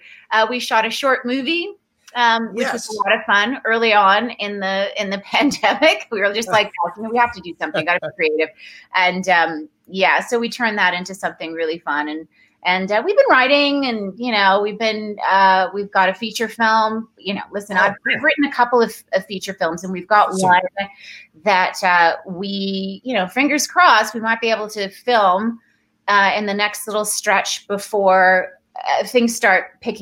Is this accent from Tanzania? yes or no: yes; Dar es Salaam, Tanzania; born there; I was born in Tanzania, in Dar es Salaam. My mom is Tanzanian, and that's where all of my family on my mom's side still live and have for forever.